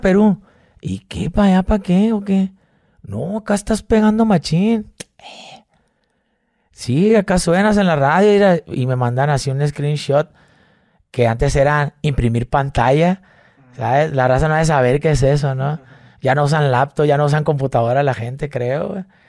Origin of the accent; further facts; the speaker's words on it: Mazatlán, Sinaloa, Mexico; moved away; also born or lived in Monterrey; Soy de Mazatlán, Sinaloa.